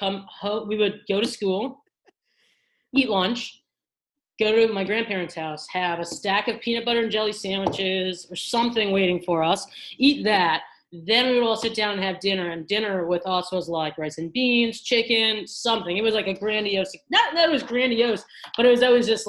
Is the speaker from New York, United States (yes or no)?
yes; New York City, New York, United States; moved away as an adult; also born or lived in Providence, Rhode Island; now in Chicago, United States; Growing up in Staten Island, we were in I'm one of four. I'm the third of four siblings.